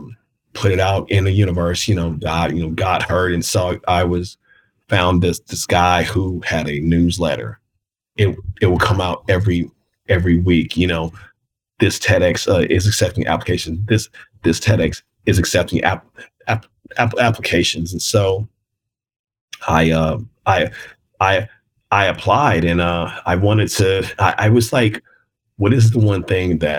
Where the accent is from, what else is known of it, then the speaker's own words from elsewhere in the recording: Kansas City, Missouri, United States; I'm from Kansas City.